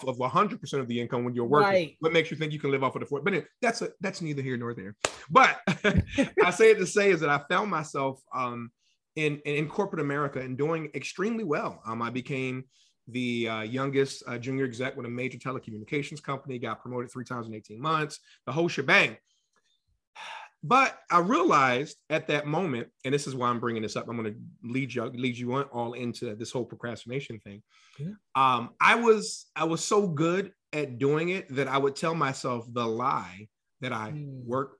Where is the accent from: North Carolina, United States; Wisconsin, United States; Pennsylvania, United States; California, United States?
Pennsylvania, United States; Philadelphia; born or raised there; now in Atlanta, United States